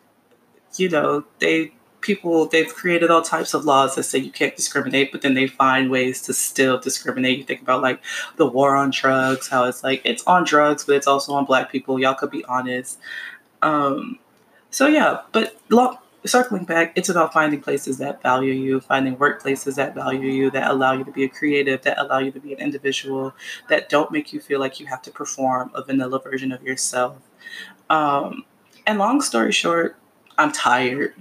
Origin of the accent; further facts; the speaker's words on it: Miami, Florida, United States; I'm from Miami, Florida.